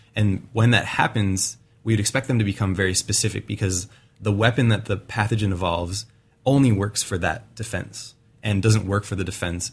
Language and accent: English; Wisconsin, United States; now in Oregon, United States; I'm from Wisconsin originally